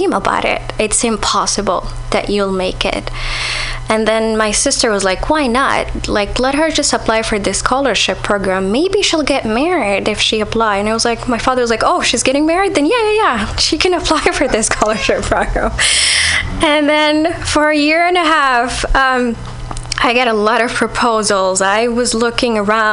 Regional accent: Saudi Arabia; moved away

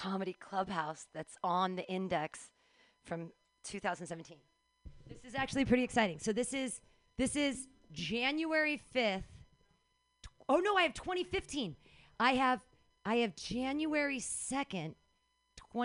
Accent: United States; I'm an American.

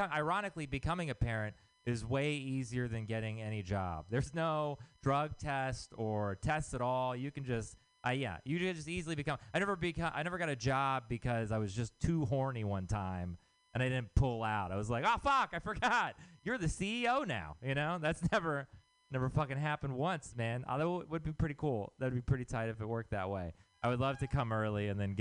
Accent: Texas, United States; moved away; I'm from Texas

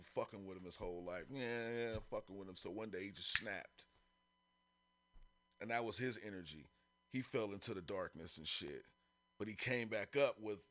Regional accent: San Francisco, California, United States; I grew up in the city. I grew up in Frisco

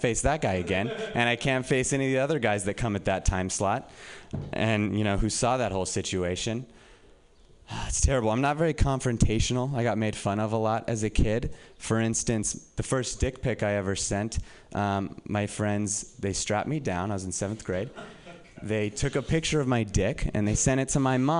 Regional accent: Reno, Nevada, United States; moved away as an adult; now in San Francisco, United States; I'm from Reno

